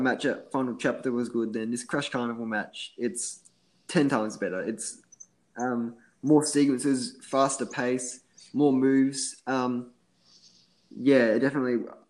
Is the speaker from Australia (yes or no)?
yes; Australia; accent: Australian; mate is just like an everyday word that we use in Australia.